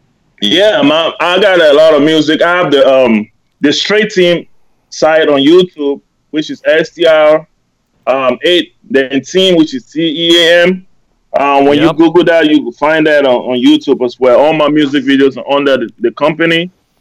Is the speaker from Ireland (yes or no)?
no; Germany; English is a second language; Then I started my own label in Germany. So. Awesome. Growing up in Germany, I went to school there.